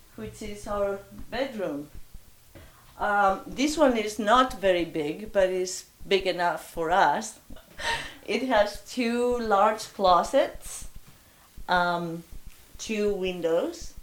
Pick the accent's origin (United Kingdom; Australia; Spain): Spain; Bilbao, Basque Country; English is a second language; moved away as an adult; also born or lived in Texas; now in United States; I am from Bilbao